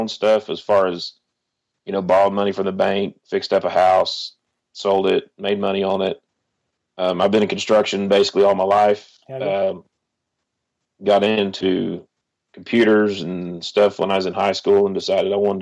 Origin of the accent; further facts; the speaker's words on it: Oklahoma, United States; I was born and raised in Oklahoma